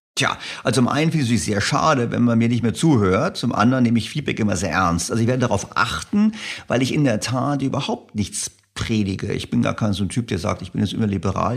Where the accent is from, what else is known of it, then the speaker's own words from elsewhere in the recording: Germany; als Deutscher